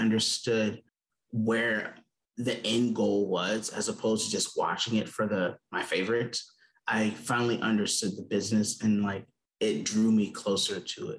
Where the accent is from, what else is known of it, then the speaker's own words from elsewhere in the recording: South Georgia, United States; I'm originally from South Georgia, so a small town.